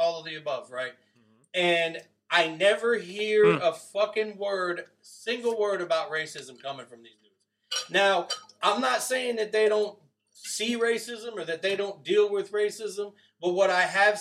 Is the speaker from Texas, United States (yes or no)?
no; Providence, Rhode Island, United States; also born or lived in West Virginia; I'm from Providence, Rhode Island.